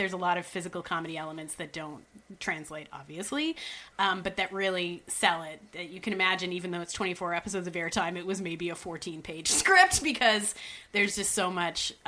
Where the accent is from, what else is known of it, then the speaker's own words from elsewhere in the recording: Canada; I'm from Canada